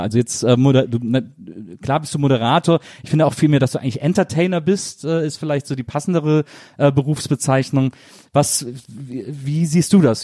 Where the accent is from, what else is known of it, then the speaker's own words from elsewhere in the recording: near Cologne, North Rhine-Westphalia, Germany; ich komme ja aus dem Rheinland, ich komme aus, aus der Nähe von Köln.